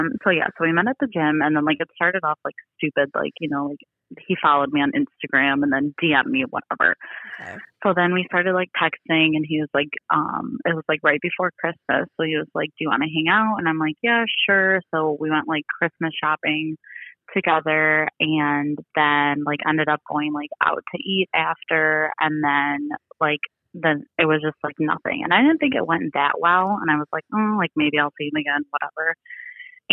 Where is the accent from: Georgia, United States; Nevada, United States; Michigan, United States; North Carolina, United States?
Michigan, United States; around the Detroit area; I'm from Michigan